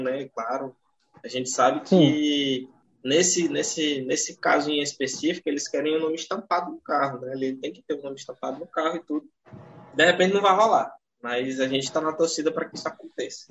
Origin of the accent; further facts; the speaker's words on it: Tocantins, Brazil; Aqui no norte, eu sou do estado de Tocantins